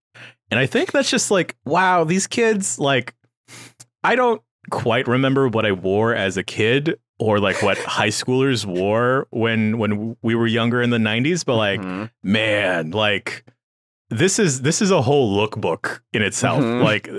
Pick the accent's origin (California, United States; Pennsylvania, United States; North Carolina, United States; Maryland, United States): California, United States; San Francisco; Yeah, born and raised in San Francisco.